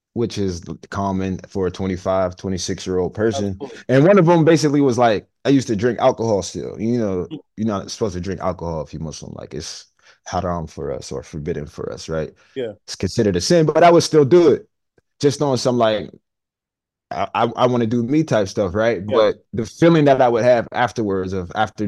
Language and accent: English; Homewood, United States; growing up in Homewood